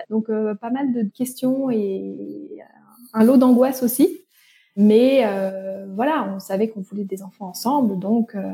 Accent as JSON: {"language": "French", "region": "eastern France", "country": "France", "said": "j'ai 32 euh, ans. Je suis euh, la maman d'une petite fille de 3 ans et demi. Je suis originaire de l'Est de la France, mais j'ai vécu un peu partout, partout en France, partout dans le monde."}